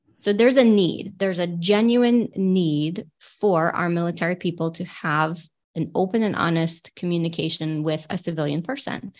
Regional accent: Michigan, United States; I'm definitely a Michigander at heart. I grew up here.

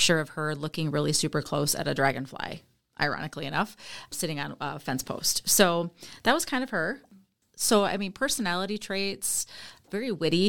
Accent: Jackson, Michigan, United States; now in Eaton Rapids, United States; I am from Jackson, Michigan, originally. I now live in Eaton Rapids, Michigan, with my husband, Michael.

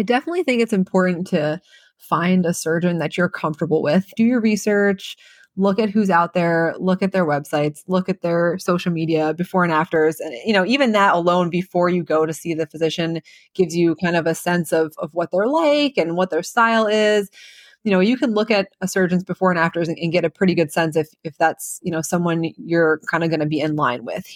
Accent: New Jersey, United States; moved away as an adult; also born or lived in New York / Birmingham, Alabama; now in Nashville, United States; I'm from New Jersey, so um, I wanted to be there for my my residency training close to home.

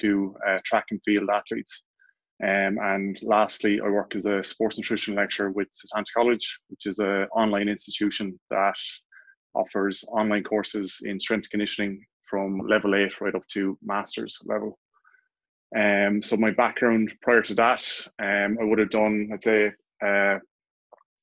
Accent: Ireland; accent: Irish; also born or lived in Dublin; as I'm sure many will pick up from my accent, Irish, currently living in Dublin

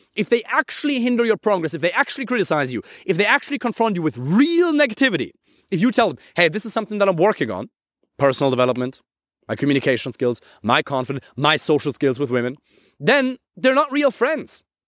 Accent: Germany; English is a second language; I'm from Germany

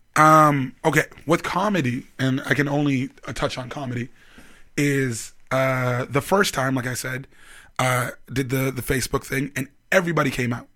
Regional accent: Vancouver, British Columbia, Canada; moved away as an adult; also born or lived in Toronto; now in Edmonton, Canada; I'm from Vancouver. I moved to Toronto

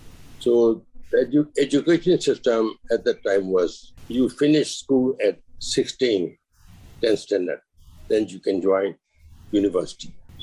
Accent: Yangon, Yangon Region, Myanmar; also born or lived in England; I was born in Yangon in 1931. So my parents actually, what shall I say, they were very young when they got married. My father is actually half Shan and half Gun.

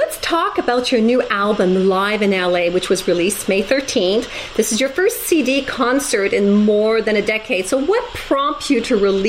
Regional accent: Montreal, Quebec, Canada; We're both from Montreal and we both speak French.

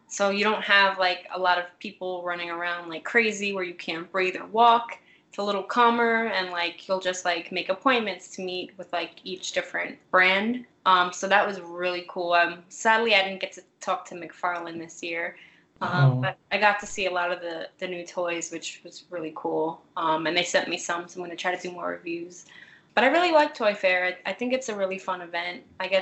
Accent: New York City, New York, United States; I'm from Brooklyn.

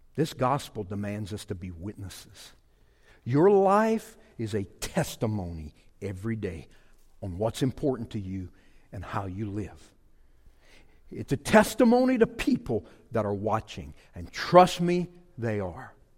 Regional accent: Louisiana, United States; born or raised there; moved away

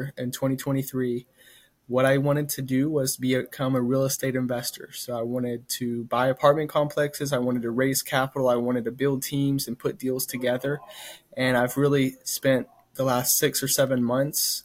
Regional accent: Stephenville, Texas, United States; moved away as an adult; now in Dallas, United States; Stephenville will always be my hometown, but Dallas is home

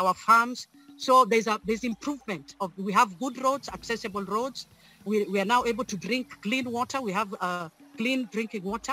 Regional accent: Siaya County, Kenya; I come from Siaya County. Siaya County is in the western part of Kenya.

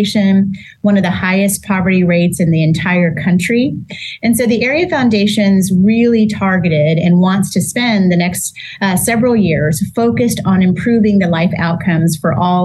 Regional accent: Corpus Christi, Texas, United States; moved away as an adult; now in San Antonio, United States; I'm originally from Corpus Christi

